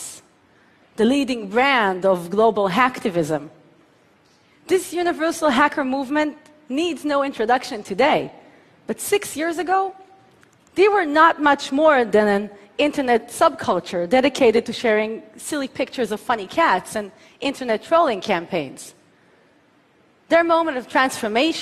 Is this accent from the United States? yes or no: no; Tel Aviv, Tel Aviv District, Israel; my hometown of Tel Aviv